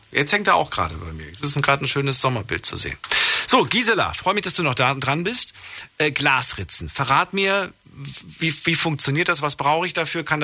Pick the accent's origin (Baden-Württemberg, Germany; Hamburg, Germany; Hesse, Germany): Baden-Württemberg, Germany; Heilbronn; ich komme aus Heilbronn.